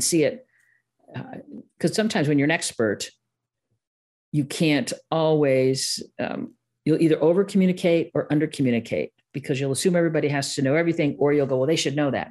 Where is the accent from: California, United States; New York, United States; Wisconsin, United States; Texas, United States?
Wisconsin, United States; Milwaukee; accent: Midwest, a little Milwaukee; a little, little Milwaukee showing up there